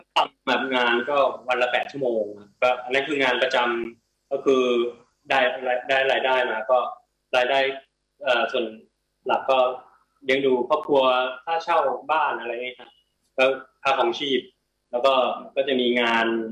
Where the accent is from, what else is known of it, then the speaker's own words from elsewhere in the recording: Thailand; now in Portland, United States; ไทยอะไรเงี้ยมันมีมันมีความอบอุ่นแบบแบบบอกไม่ถูกเพราะเราเราโตที่นี่